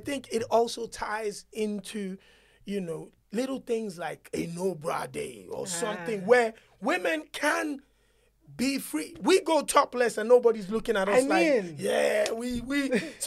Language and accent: English; Nigeria; as a Nigerian